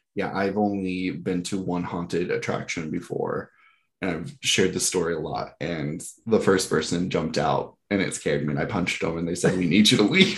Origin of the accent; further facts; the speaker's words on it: Georgia, United States; I grew up in Georgia